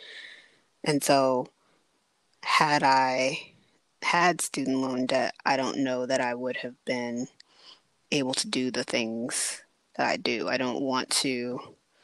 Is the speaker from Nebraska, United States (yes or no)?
no; Prince George's County, Maryland, United States; I'm from Prince George's County